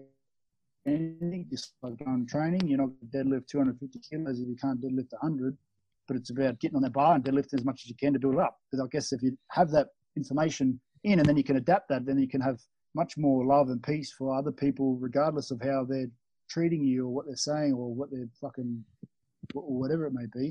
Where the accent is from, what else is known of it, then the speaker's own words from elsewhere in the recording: Australia; moved away as an adult; now in Bali, Indonesia; Growing up in Australia